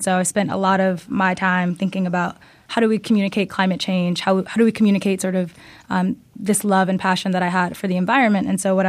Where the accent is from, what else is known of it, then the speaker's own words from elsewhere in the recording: Chicago, Illinois, United States; I grew up in Chicago